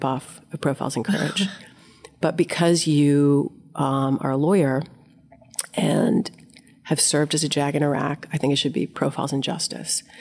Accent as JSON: {"language": "English", "region": "Delaware", "country": "United States", "moved": "yes", "said": "I'm from Delaware"}